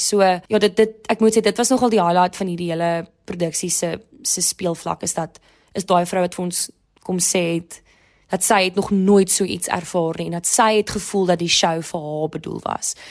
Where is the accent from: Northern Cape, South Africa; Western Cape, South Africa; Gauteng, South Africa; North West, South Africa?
Western Cape, South Africa; Durbanville; also born or lived in Stellenbosch; Ek is 24 jaar oud en ek kom van Durbanville af